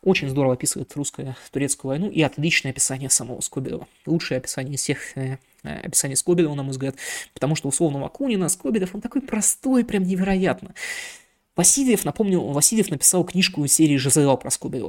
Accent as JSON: {"language": "Russian", "town": "Irkutsk", "region": "Irkutsk Oblast", "country": "Russia", "said": "я из Иркутска"}